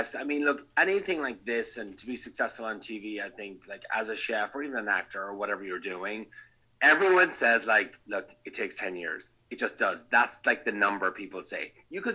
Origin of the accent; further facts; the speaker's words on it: Ireland; moved away as an adult; also born or lived in Napa, United States; now in Los Angeles, United States; being Irish